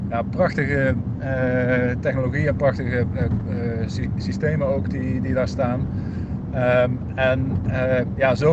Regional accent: Zeeland, Netherlands; Als wij als Zeeuwen niet het, het allerbeste voorbeeld geven wat je kunt bedenken.

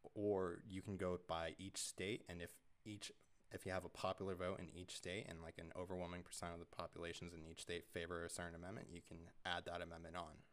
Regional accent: United States; I'm an American

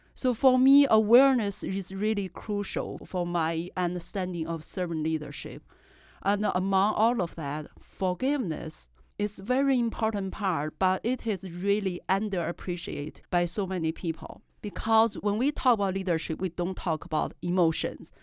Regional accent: China; English is a second language; moved away as an adult; I was raised in China

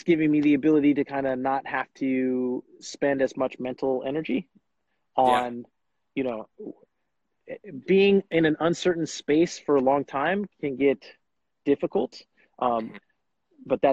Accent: Bakersfield, California, United States; also born or lived in East Coast / Davis, California; now in Fresno, United States; I'm from Bakersfield, California originally

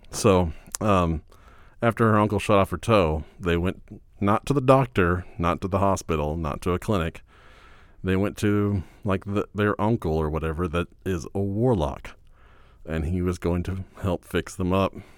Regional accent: Fort Worth, Texas, United States; I grew up in Fort Worth

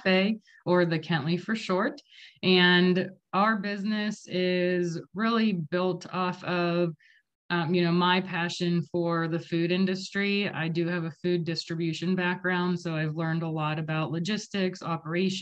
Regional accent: Vandergrift, Pennsylvania, United States; also born or lived in Los Angeles; I'm actually from Vandergrift.

